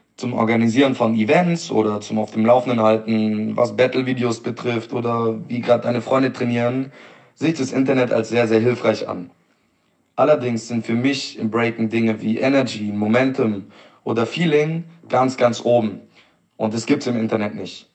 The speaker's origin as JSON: {"language": "German", "town": "Stuttgart", "region": "Baden-Württemberg", "country": "Germany", "said": "ich komme aus Stuttgart"}